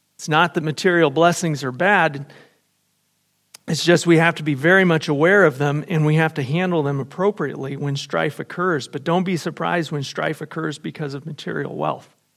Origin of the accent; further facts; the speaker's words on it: United States; I was raised in America